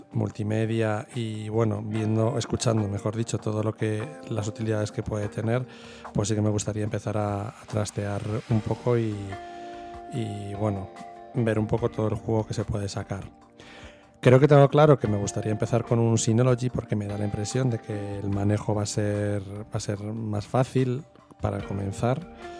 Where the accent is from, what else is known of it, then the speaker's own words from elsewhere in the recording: Burgos, Castile and León, Spain; soy de Burgos